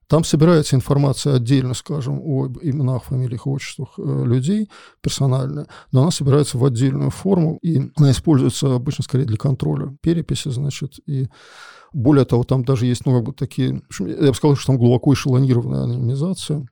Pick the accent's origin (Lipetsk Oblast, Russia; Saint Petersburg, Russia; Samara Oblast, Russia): Saint Petersburg, Russia; я родился в СССР и в Ленинграде, несмотря на то, что я живу в Петербурге